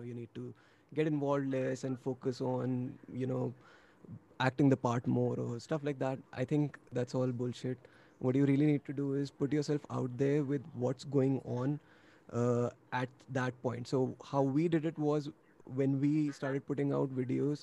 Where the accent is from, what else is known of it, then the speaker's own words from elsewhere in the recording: New Delhi, Delhi, India; we're basically an Indian folk metal band, if you may, from New Delhi, India.